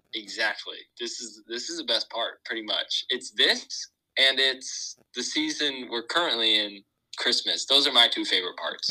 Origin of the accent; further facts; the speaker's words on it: Huntington Beach, California, United States; moved away as an adult; now in Indiana, United States; I grew up in Huntington Beach, California